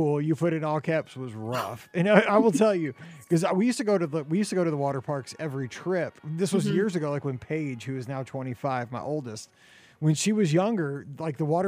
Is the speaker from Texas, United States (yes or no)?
no; Missouri, United States; I'm from Missouri